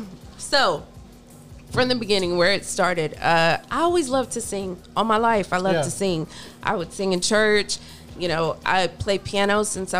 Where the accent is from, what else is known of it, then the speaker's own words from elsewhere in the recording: Galveston, Texas, United States; I'm a B.O.I., but I don't live there anymore.